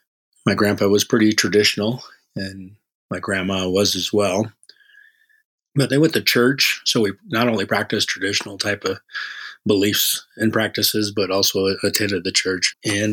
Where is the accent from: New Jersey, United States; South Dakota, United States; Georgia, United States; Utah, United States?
South Dakota, United States; Yankton Sioux Reservation; I was born and raised in South Dakota on the Yankton Sioux Reservation. And I was in the 60s, totally dating myself. We grew up in a house, my grandpa's house, and my grandma's house